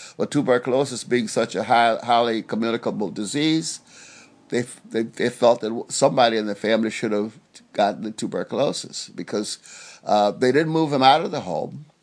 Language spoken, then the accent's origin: English; Dayton, Alabama, United States; I grew up in Alabama, the little place called, well, I was born in Dayton, Alabama